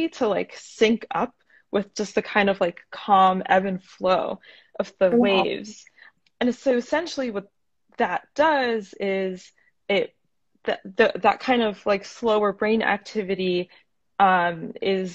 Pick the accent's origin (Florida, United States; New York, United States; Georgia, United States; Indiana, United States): Florida, United States; also born or lived in Northeast United States; now in Portland, United States; I'm originally from Florida